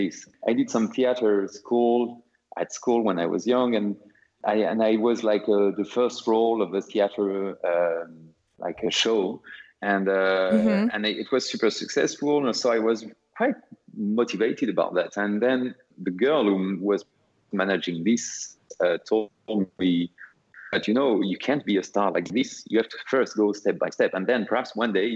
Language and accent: English; Finistère, Brittany, France; moved away as an adult; also born or lived in Paris, France; now in Lisbon, Portugal; I grew up in north of Brittany, in Finisterre, north, which is a beautiful area, very wide, beautiful coast.